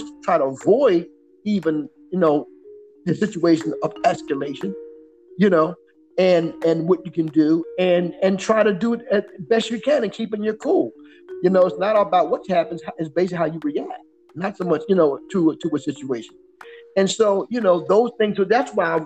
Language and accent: English; Philadelphia, Pennsylvania, United States; I came from Southwest Philly